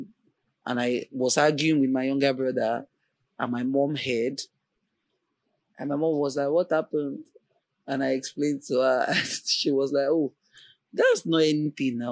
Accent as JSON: {"language": "English", "town": "Ibadan", "region": "Oyo", "country": "Nigeria", "tie": "born or raised there", "moved": "as an adult", "lives_now": "Lagos, Nigeria", "said": "I really wanted to leave Ibadan because I lived in Ibadan all my life"}